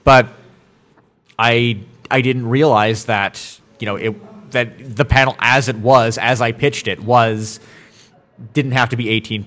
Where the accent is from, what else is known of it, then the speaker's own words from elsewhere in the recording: Vancouver, British Columbia, Canada; I am from Vancouver.